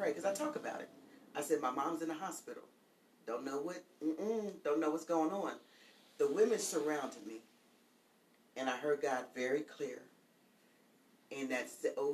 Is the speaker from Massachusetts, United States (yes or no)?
no; Pennsylvania, United States; I'm from Pennsylvania, so we have a basement and an attic